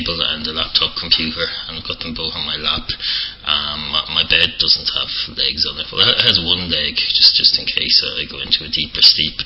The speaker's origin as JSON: {"language": "English", "country": "Ireland", "accent": "Irish", "said": "my Irish accent"}